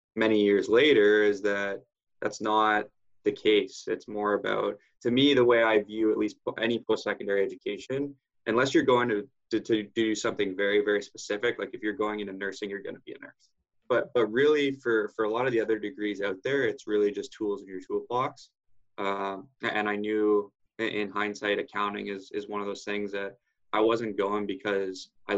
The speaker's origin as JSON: {"language": "English", "town": "Barrie", "region": "Ontario", "country": "Canada", "tie": "born or raised there", "said": "Was raised in the Barrie, Ontario area"}